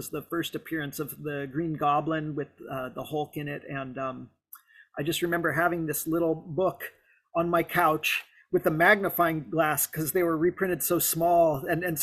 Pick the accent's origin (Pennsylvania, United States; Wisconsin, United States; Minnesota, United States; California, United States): California, United States; South Lake Tahoe; I grew up in South Lake Tahoe